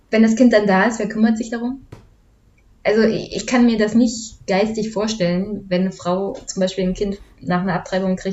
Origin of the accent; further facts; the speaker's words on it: East Germany, Germany; weil ich komme aus dem Osten